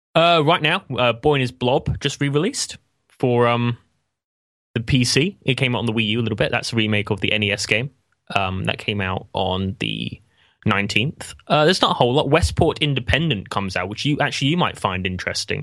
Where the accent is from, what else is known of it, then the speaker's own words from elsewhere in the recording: England, United Kingdom; as an Englishman